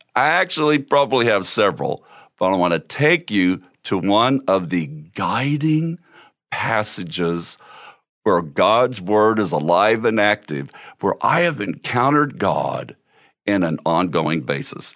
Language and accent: English; Cal Gil, Missouri, United States; When I was a kid growing up in Cal Gil, Missouri